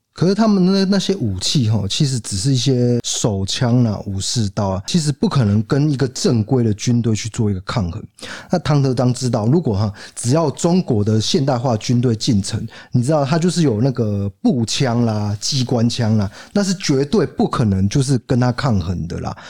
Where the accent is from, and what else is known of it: Taiwan